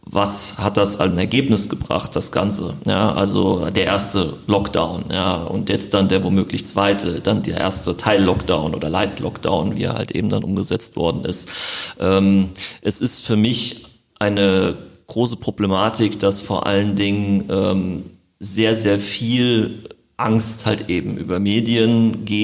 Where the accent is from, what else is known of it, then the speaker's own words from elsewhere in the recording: Frankfurt, Hesse, Germany; now in Wiesbaden, Germany; lebe jetzt schon eine sehr, sehr lange Zeit in Wiesbaden. Ich komme zwar ursprünglich aus Frankfurt, aber habe mich äh, hier immer wohl gefühlt, wenn ich hier zu Besuch war und äh, lebe jetzt auch schon seit 2008, meine ich hier.